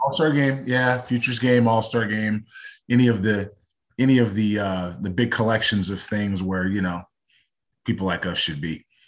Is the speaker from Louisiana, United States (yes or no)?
no; Los Angeles, California, United States; growing up in Los Angeles